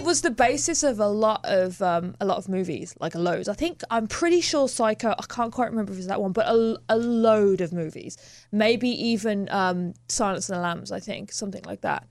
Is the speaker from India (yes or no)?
no; Birmingham, West Midlands, United Kingdom; moved away; I grew up in Birmingham